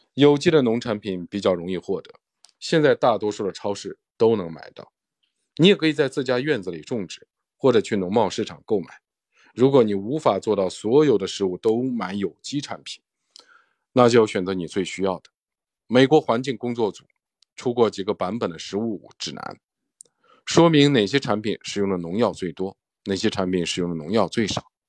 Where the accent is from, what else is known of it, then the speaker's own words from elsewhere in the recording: China; 对我们中国人来说